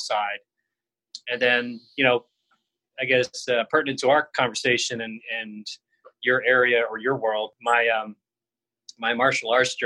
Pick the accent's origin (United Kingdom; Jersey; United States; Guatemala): United States; South Georgia near Savannah; moved away as an adult; also born or lived in Miami, Florida / Boston, Massachusetts; now in Scottsdale, United States; originally, I grew up in Georgia, so South Georgia near Savannah.